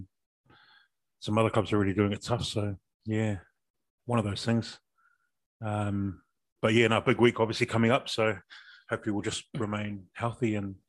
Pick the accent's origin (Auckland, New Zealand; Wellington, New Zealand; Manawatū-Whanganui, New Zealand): Wellington, New Zealand; Lower Hutt; when I grew up in Petone, obviously I think of the stores from my childhood that are still there